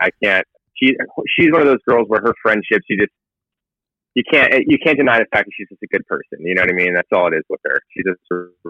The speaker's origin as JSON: {"language": "English", "town": "San Diego", "region": "California", "country": "United States", "tie": "born or raised there", "also_born_or_lived": "Hawaii", "moved": "as an adult", "lives_now": "Los Angeles, United States", "said": "I grew up in, I'm from San Diego, grew up there majority of my life. I'm born and raised, in Hawaii when I was younger. So that's, you know, Hawaii to San Diego. And then now I currently live in Los Angeles, California."}